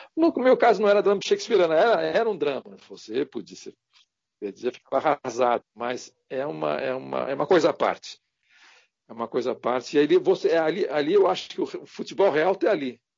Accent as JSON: {"language": "Portuguese", "town": "Santos", "region": "São Paulo", "country": "Brazil", "said": "eu sou de Santos"}